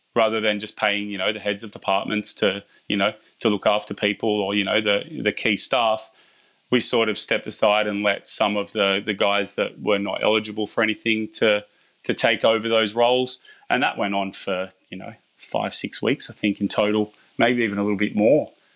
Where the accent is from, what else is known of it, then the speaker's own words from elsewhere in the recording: Bathurst, New South Wales, Australia; I'm from Bathurst